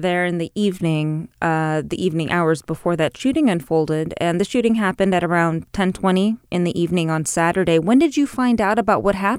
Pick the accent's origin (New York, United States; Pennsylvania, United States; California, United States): California, United States; Los Angeles; I'm from Eagle Rock, so it's a 15-20 minute drive away.